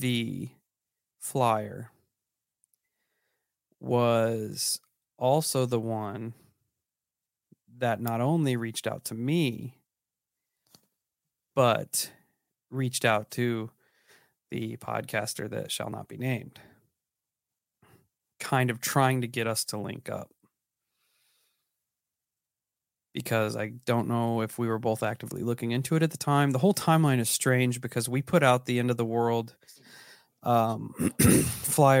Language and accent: English; Illinois, United States; I'm from Illinois, which is not Appalachia